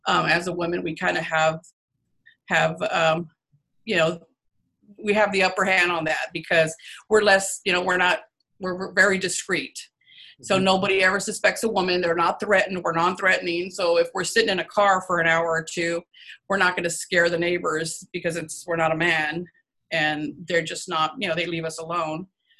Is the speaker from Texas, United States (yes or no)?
yes; San Antonio, Texas, United States; I am from born and raised in San Antonio, Texas